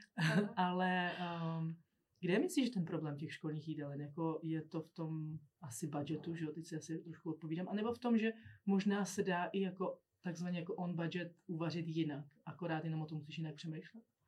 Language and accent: Czech; Czechia; my jako Češi